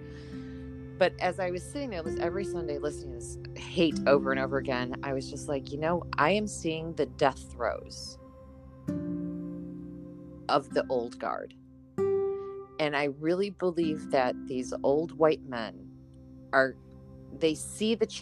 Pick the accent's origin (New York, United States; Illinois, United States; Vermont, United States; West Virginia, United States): Illinois, United States; Chicago; moved away as an adult; now in New Orleans, United States; I'm from Chicago.